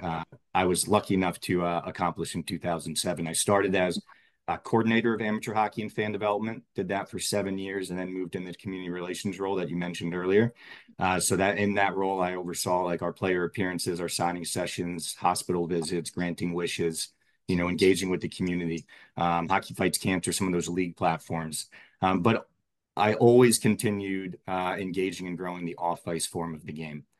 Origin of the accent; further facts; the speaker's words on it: Maryland, United States; I grew up in Maryland